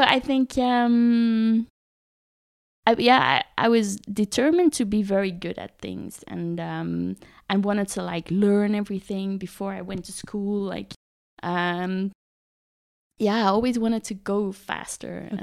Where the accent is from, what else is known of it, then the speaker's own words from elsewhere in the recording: Botswana; also born or lived in South Africa; I was born in South Africa. And uh, as a kid, I grew up in Botswana